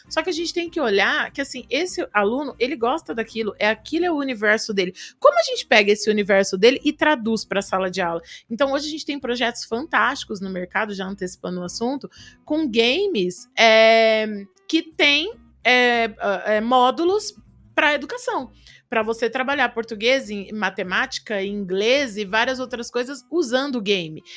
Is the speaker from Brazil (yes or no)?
yes; Araçatuba, São Paulo, Brazil; moved away; eu sou de Aracatuba